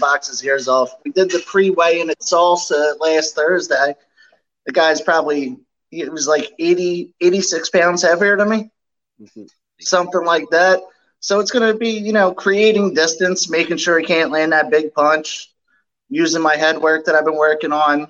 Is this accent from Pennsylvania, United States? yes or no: yes; Philadelphia, Pennsylvania, United States; Philly's my hometown